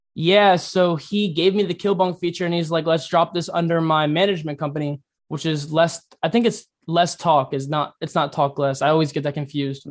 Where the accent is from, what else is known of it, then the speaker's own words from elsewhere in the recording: Fairfax, Virginia, United States; also born or lived in La Plata, Maryland / Columbia, South Carolina; now in South Carolina, United States; my hometown in Virginia